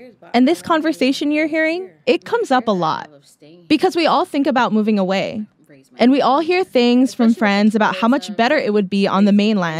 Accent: Waimanalo, Hawaii, United States; I grew up in Waimanalo on Hawaiian homesteads with my grandma and my mom and my brother. Hawaiian homesteads are areas of land set aside for Native Hawaiians.

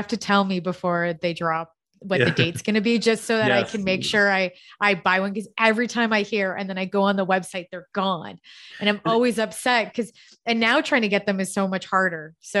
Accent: Canada; we're Canadian

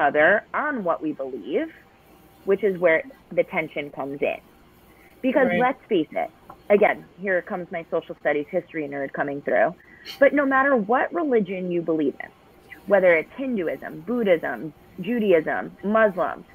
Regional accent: New York, United States; I'm a New Yorker

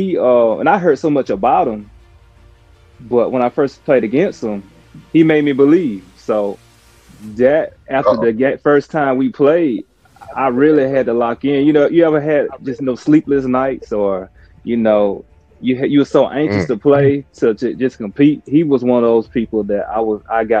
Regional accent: Foxworth, Mississippi, United States; I'm from Foxworth, Mississippi

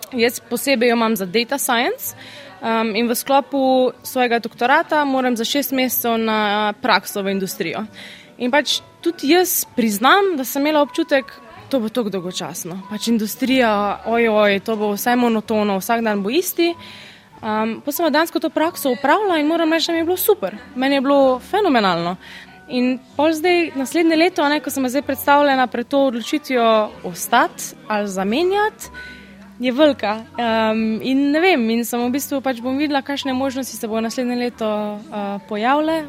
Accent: Slovenia; moved away as an adult; also born or lived in England; Slovenci imamo, sicer smo mehni, ampak mi imamo izredno razgibano državo

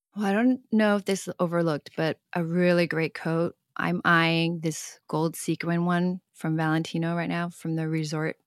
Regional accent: Hong Kong; moved away; I grew up in Hong Kong

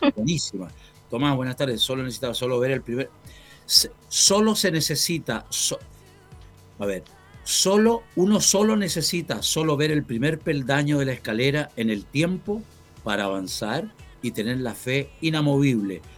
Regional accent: Chillán, Ñuble, Chile; Chillán, mi tierra

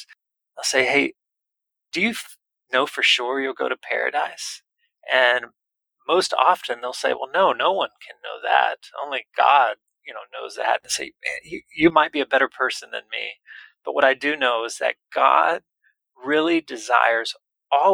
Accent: United States; We often, as American kind of workaholic, task-oriented people

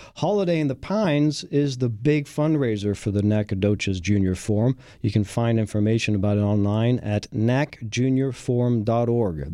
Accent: France; also born or lived in Texas; now in Houston, United States; having been born and raised in France

